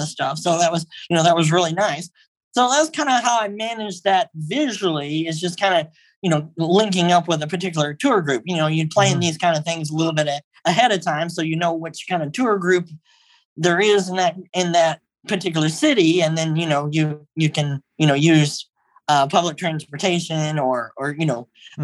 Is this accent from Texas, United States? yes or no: yes; Texas, United States; I'm originally from Texas